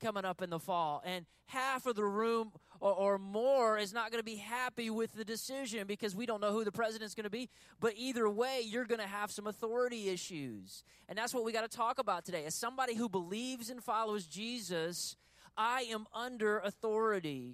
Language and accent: English; United States; we're American human beings